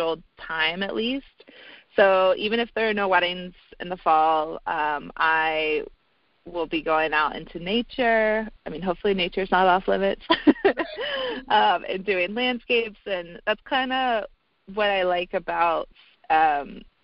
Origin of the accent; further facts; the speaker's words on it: North Carolina, United States; moved away as an adult; also born or lived in Vail, Colorado; now in Denver, United States; I moved back home from Vail for about a year to North Carolina